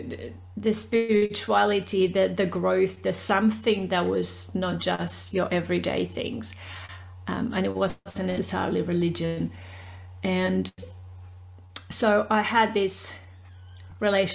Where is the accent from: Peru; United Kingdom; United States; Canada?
Peru; now in Australia; I am originally from Peru. I speak Spanish. And I've been in Australia for about 30 years.